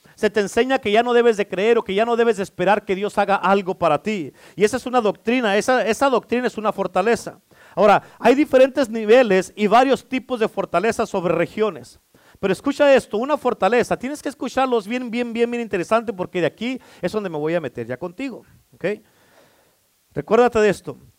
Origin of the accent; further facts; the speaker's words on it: Mexico; ya no somos hispanos, ya no somos mexicanos, somos cristianos